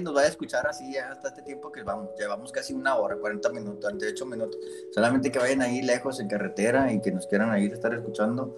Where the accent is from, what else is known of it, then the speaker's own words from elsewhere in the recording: Monterrey, Nuevo León, Mexico; yo soy de Monterrey, no, no les dije, soy de acá de Monterrey, Nuevo León